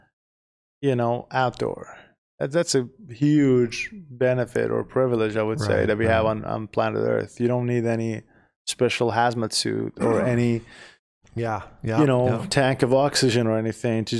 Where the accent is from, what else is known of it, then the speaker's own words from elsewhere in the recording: Iran; moved away as an adult; now in United States; We are originally from Iran.